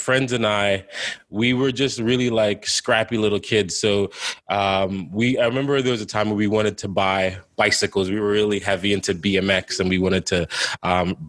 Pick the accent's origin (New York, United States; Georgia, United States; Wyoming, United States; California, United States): New York, United States; also born or lived in Jamaica; I came from Jamaica straight to the Bronx